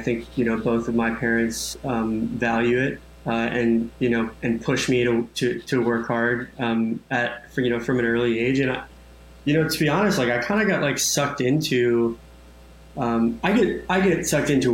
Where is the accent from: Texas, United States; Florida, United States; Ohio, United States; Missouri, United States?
Florida, United States; Orlando; grew up in sunny Orlando, Florida